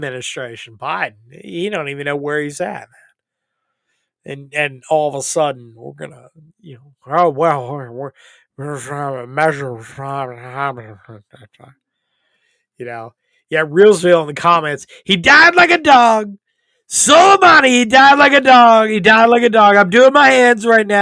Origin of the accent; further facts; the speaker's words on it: North Carolina, United States; From North Carolina, my home state